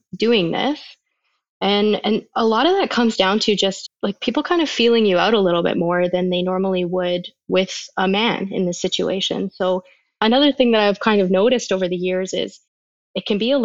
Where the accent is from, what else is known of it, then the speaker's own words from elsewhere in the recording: Canada; being Canadian and living in Canada